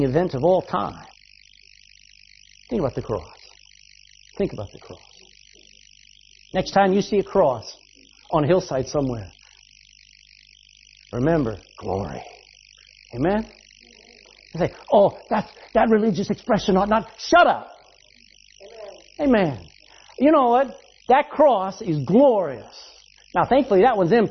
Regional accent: Texas, United States; I'm a Texan

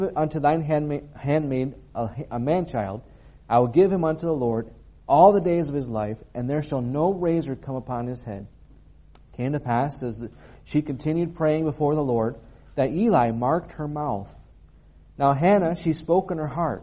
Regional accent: United States; moved away; being an American

